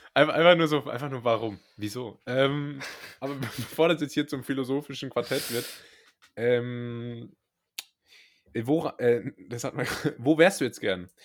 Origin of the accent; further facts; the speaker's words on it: Rhineland-Palatinate, Germany; moved away; ich komme ja ursprünglich aus der Pfalz, was ja nicht in Baden-Württemberg liegt